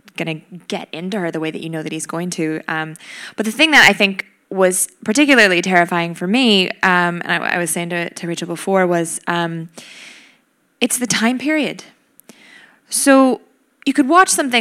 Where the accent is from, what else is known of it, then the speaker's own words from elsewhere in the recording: Wisconsin, United States; moved away; my hometown in Wisconsin